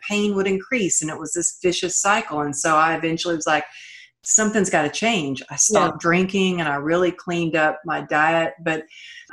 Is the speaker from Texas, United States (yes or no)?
yes; Texas, United States; moved away; also born or lived in California; I grew up in Texas